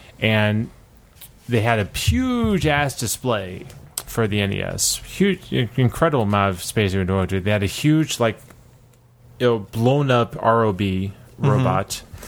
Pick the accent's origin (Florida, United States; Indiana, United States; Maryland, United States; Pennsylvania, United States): Pennsylvania, United States; Philadelphia; I'm from Philadelphia